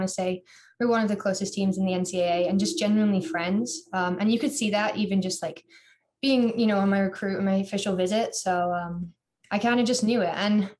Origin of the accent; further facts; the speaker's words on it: England, United Kingdom; accent: American; now in Iowa City, United States; So I pretty much basically sound American. A lot of teachers have no idea I'm from England.